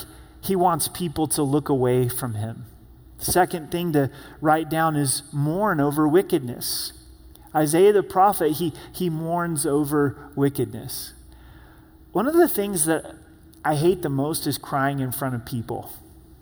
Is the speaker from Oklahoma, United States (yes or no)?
no; Southern Oregon, United States; moved away; growing up in Southern Oregon, we would catch frogs